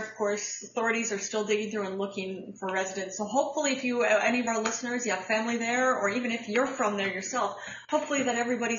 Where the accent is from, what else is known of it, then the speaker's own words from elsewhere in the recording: Midwest, United States; I grew up in the Midwest. I grew up on the tornado belt.